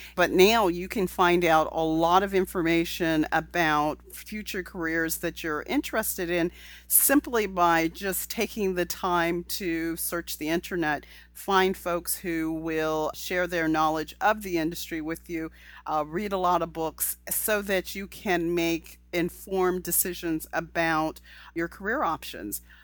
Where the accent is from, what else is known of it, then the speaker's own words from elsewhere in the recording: California, United States; I'm from California where there's a lot of diversity of thought